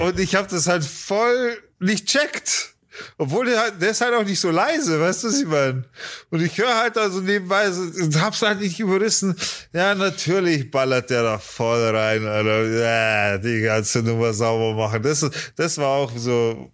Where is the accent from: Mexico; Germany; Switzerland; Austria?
Germany; bei uns in Deutschland